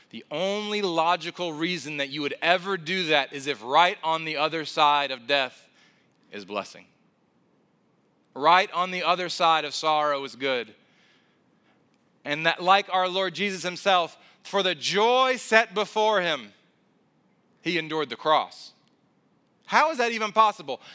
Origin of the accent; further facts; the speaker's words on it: South Carolina, United States; moved away; I'm originally from South Carolina